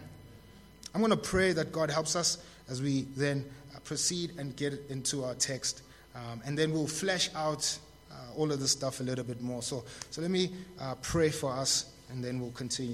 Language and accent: English; Tembisa, Gauteng, South Africa; I was born in Tembisa, too.